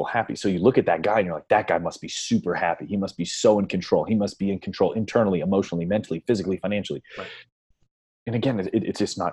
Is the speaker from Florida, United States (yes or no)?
no; Northeast Ohio, United States; I grew up in Northeast Ohio